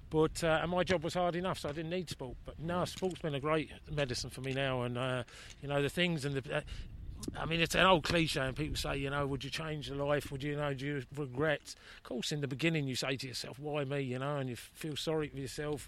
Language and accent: English; England, United Kingdom; now in Ireland; as an Englishman